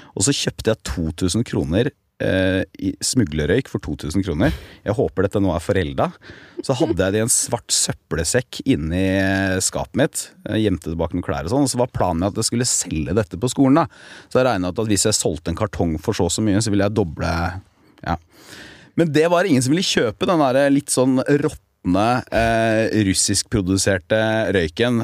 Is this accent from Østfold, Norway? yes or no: no; Telemark, Norway; moved away as an adult; also born or lived in Porsgrunn; now in Oslo, Norway; hjemme i Telemark